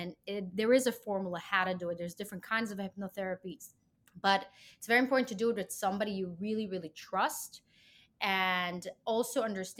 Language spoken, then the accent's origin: English; Israel; moved away as an adult; I'm from Israel